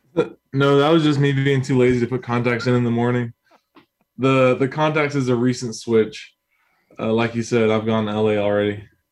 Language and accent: English; Houston, Texas, United States; moved away as an adult; now in Los Angeles, United States; I'm from Houston